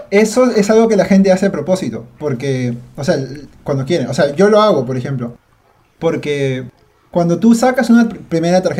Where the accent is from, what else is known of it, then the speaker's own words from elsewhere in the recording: Peru; y siendo peruano, o sea, yo nacido acá.